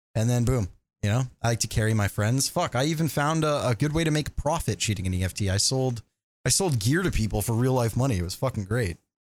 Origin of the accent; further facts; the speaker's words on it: Canada; I'm Canadian